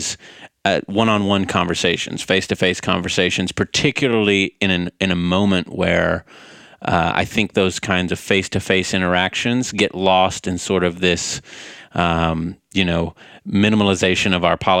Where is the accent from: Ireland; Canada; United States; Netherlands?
United States; White House, Texas; moved away as an adult; now in Boston, United States; Born and raised in East Texas. Grew up in White House